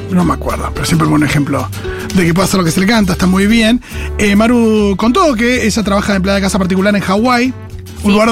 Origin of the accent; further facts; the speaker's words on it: Argentina; que se mueran los argentinos en Argentina y yo no soy más que un argentino.